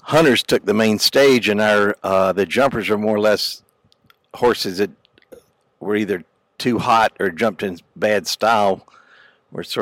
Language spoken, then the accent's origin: English; Raleigh, North Carolina, United States; now in Ocala, Florida, United States; I'm from Raleigh, North Carolina, originally